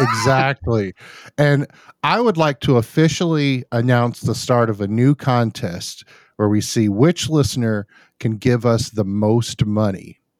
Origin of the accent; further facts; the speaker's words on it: United States; an American, um, who's lived all my life in America